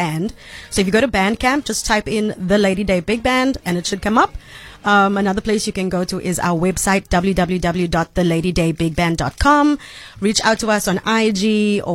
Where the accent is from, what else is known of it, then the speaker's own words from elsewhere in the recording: South Africa; I'm from South Africa